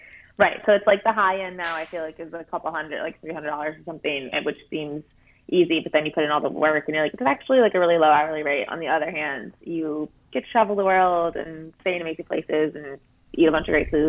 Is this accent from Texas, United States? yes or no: no; Wisconsin, United States; moved away; my parents live in Wisconsin, I grew up in Wisconsin